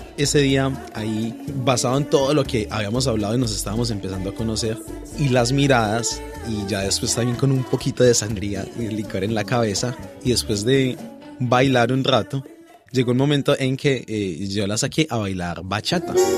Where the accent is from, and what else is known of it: Pereira, Risaralda, Colombia; moved away as an adult; now in Australia